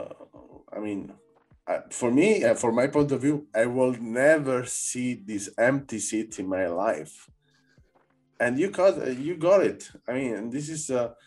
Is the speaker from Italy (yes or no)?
yes; Naples, Campania, Italy; English is a second language; now in Berlin, Germany; I come from Naples